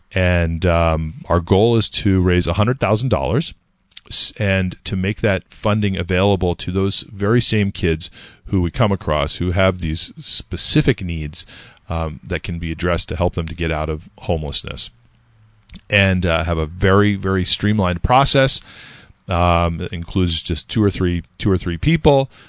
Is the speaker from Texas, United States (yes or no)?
no; California, United States; now in Nashua, United States; I grew up in California